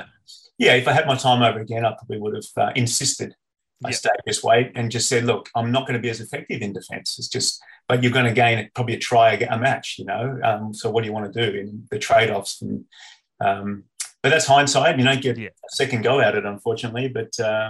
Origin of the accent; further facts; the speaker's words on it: Canberra, Australian Capital Territory, Australia; West Bulkana Warriors, which is where I grew up in Canberra